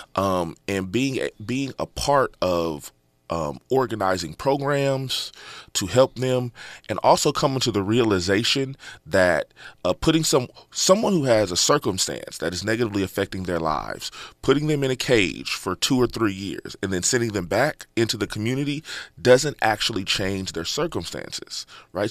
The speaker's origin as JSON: {"language": "English", "town": "Inglewood", "region": "California", "country": "United States", "tie": "born or raised there", "said": "Born and raised in Inglewood, California"}